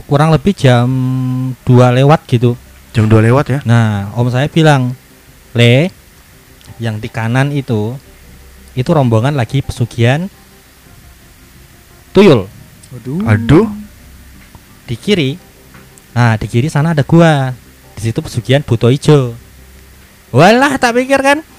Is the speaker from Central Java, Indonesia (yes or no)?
yes; Solo, Central Java, Indonesia; kemudian saya kan aslinya dari Solo.